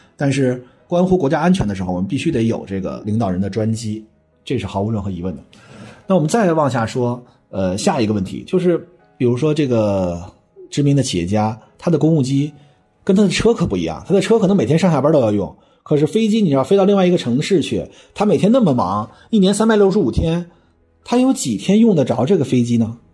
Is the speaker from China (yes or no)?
yes; China; 我们中国人